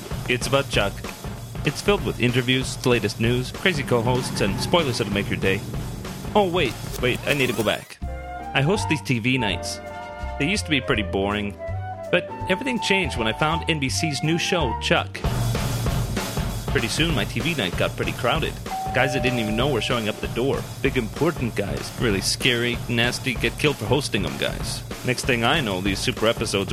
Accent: Canada; also born or lived in Toronto; a fellow Canadian.

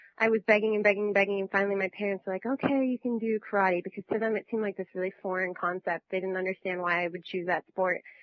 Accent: Northern California, United States; moved away as an adult; also born or lived in New York; I'm from Northern California, and I'm the daughter

